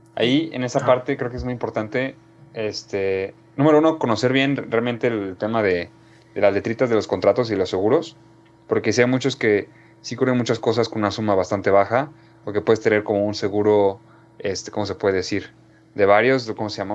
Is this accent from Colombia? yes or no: no; Mexico; nosotros como mexicanos